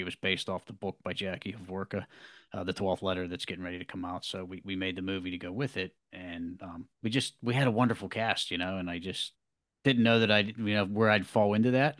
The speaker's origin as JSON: {"language": "English", "town": "Pittsburgh", "region": "Pennsylvania", "country": "United States", "said": "I'm an actor from the Pittsburgh, Pennsylvania area, American born"}